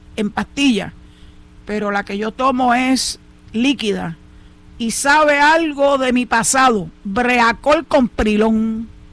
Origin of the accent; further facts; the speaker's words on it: Puerto Rico; como boricuas que somos